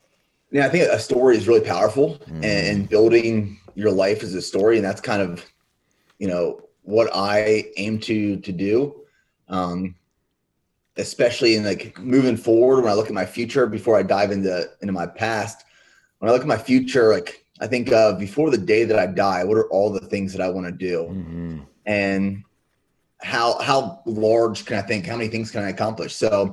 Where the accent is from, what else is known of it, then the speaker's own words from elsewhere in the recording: Pennsylvania, United States; And I grew up in Central Pennsylvania, dynamic family, where my dad's side of the family, they were all dairy farmers in Central Pennsylvania.